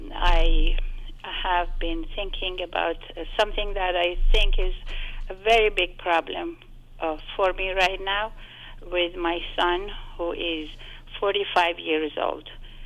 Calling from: East Coast, United States; Actually, I'm calling you from the East Coast

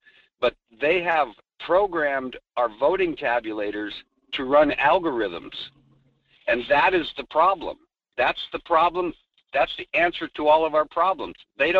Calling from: Fairbanks, Alaska, United States; G-Man calling from Fairbanks.

